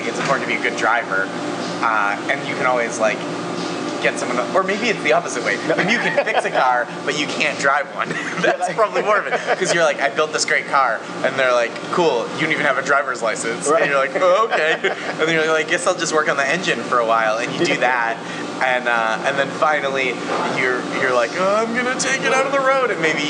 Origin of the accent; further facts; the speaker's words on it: Stoneham, Massachusetts, United States; I'm from the Boston area, from the suburbs, Stoneham, Massachusetts.